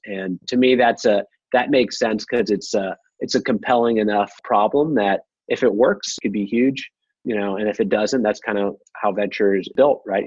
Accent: Midwest, United States; I'm from the Midwest

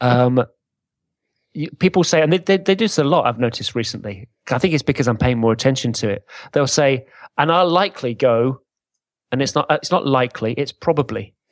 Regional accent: England, United Kingdom; we're English

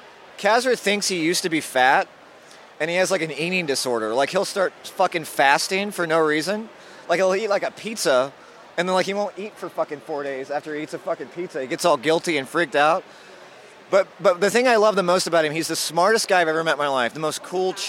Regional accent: Mississippi, United States; moved away; I grew up in Mississippi

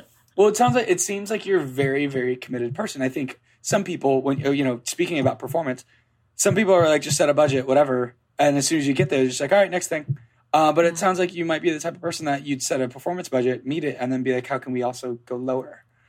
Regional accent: Cape May, New Jersey, United States; born there; I was born in Cape May.

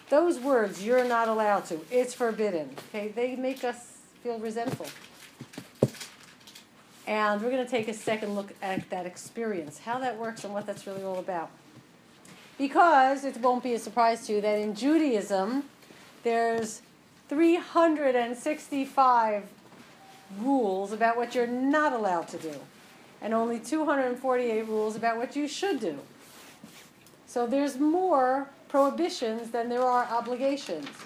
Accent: Westchester, New York, United States; now in New York, United States; I'm from Westchester, New York, now living on the Upper East Side.

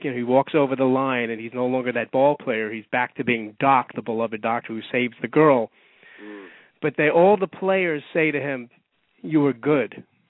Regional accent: New York City, New York, United States; I grew up in Bayside, but my parents were from Brighton Beach.

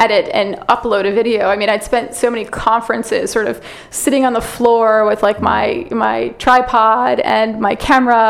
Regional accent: Connecticut, United States; moved away as an adult; also born or lived in Massachusetts / New York City, United States; now in California, United States; I'm from Connecticut originally

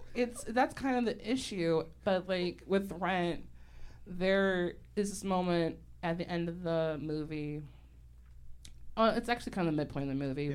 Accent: Chicago, Illinois, United States; I grew up in Hyde Park

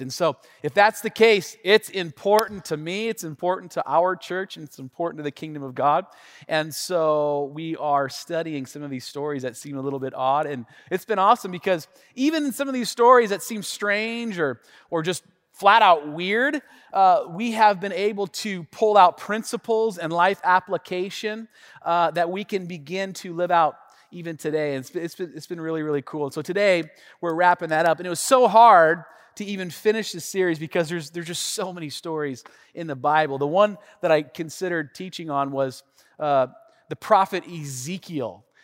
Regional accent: Tacoma, Washington, United States; also born or lived in Tennessee; I grew up here in the Northwest, specifically the North End of Tacoma, born and raised

